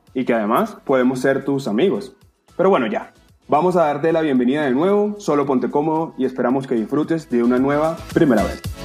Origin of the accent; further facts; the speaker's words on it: Venezuela; moved away; somos venezolanos